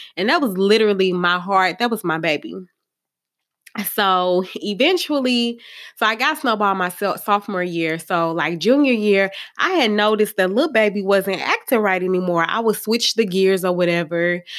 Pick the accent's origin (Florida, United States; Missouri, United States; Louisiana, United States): Missouri, United States; St. Louis; I'm from Saint Louis